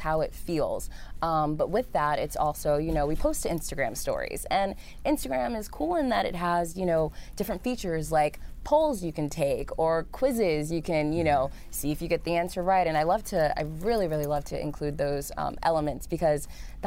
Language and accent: English; New York City, New York, United States; also born or lived in Harlem, New York City; Native New Yorker through and through. I was born and raised in the Bronx, in the boogie down Bronx.